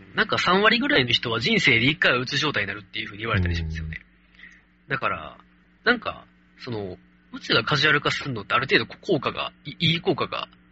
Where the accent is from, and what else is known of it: Kansai, Japan; accent: Kansai dialect